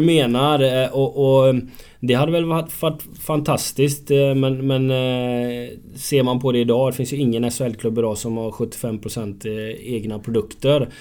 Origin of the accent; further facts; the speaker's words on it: Gothenburg, Västra Götaland, Sweden; now in Örebro, Sweden; jag som är göteborgare